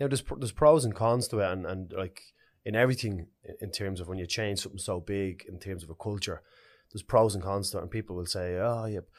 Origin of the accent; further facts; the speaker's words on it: Dublin, Leinster, Ireland; I grew up in Ballymun, it was a special community to me.